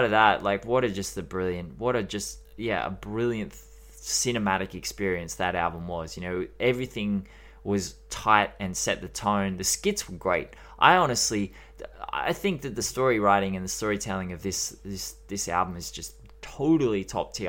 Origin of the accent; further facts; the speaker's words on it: Australia; accent: Australian; We have the worst accent in the world